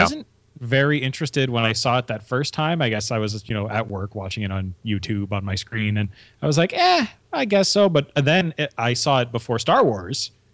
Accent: Canada; we're Canadian

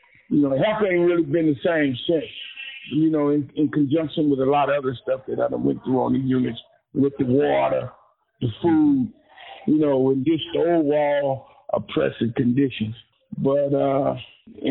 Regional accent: Indianapolis, Indiana, United States; I was born in Indianapolis, Indiana, 1959, 11/17.

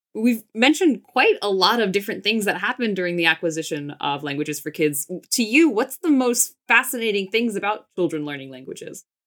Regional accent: United States; I grew up in the States.

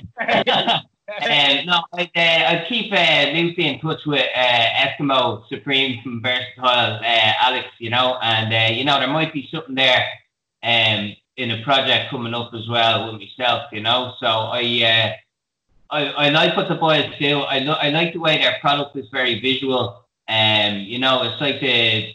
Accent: Dublin, Leinster, Ireland; also born or lived in Australia; the same group of lads from Tala that I've hung around with since I'm 14

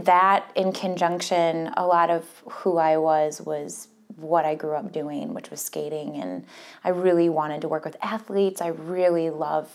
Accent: Minnesota, United States; also born or lived in Wisconsin; I've lived in Minnesota my whole life, really, except for that college stint in Wisconsin

